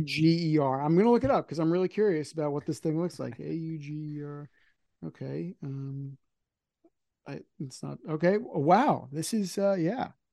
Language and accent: English; Northern New Jersey, United States; I'm from Northern New Jersey